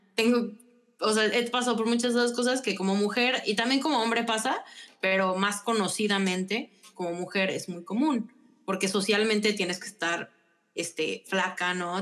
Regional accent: León, Guanajuato, Mexico; also born or lived in San Luis Potosí, Mexico; Soy panza verde y también soy potosina

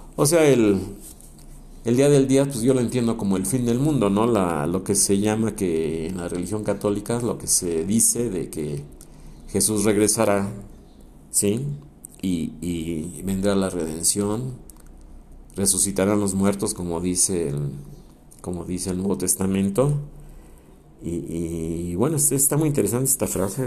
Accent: Mexico; todos somos los mismos mexicanos

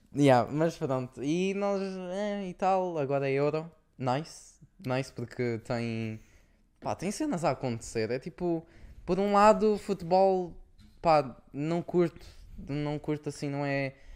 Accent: Portugal; now in Luxembourg; somos tugas

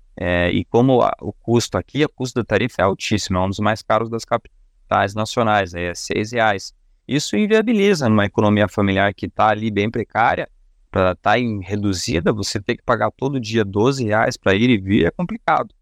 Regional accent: Curitiba, Paraná, Brazil; a gente é daqui de Curitiba

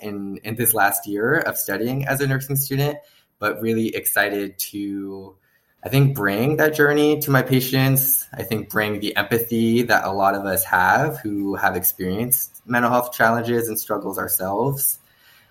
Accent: Northern California, United States; I'm from California, born and raised. I am the epitome of a Californian. I grew up in Northern California

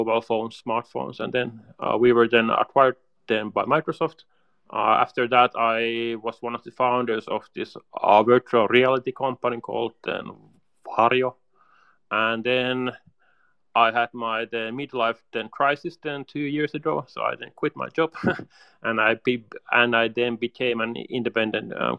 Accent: Helsinki, Uusimaa, Finland; I'm from Helsinki, Finland. So I'm a Finn

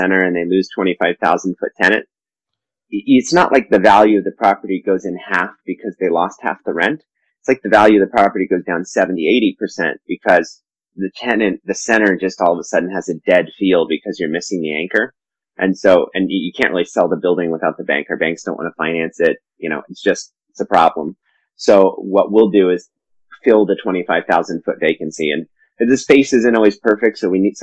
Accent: Silicon Valley, California, United States; also born or lived in Colorado; I was born in Colorado, but moved to California before I can remember. I grew up in Silicon Valley

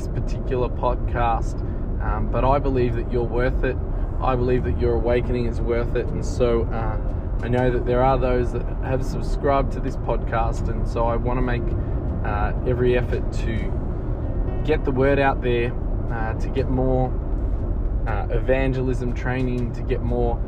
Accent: Melbourne, Victoria, Australia; my hometown of Melbourne

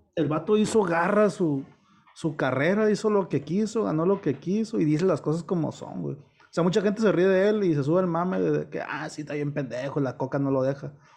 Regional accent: Culiacán, Sinaloa, Mexico; el culiche en general somos de bien

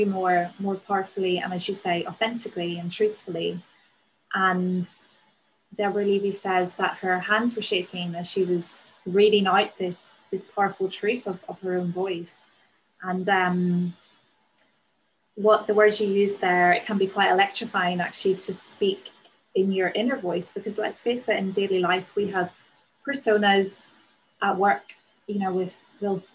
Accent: Northern Ireland, United Kingdom; accent: Northern Irish; moved away as an adult; also born or lived in Newcastle; now in London, United Kingdom; my accent as a Northern Irish person

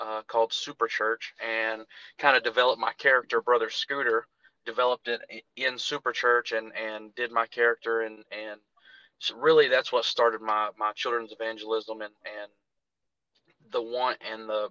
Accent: Jonesboro, Arkansas, United States; moved away as an adult; now in North Carolina, United States; I was born and raised in Jonesboro, Arkansas.

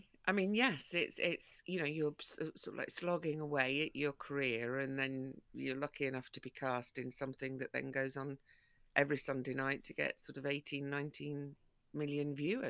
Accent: Broxtowe, East Midlands, United Kingdom; that's part of why I became patron of Broxtowe Women's Project, is because it's my hometown where I grew up.

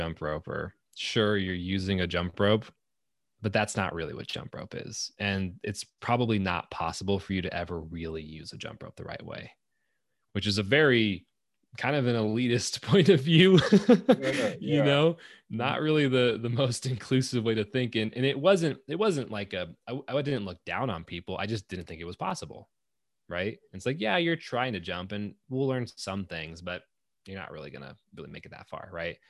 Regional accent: Antelope Valley, California, United States; At the time I was growing up in Antelope Valley, so SoCal.

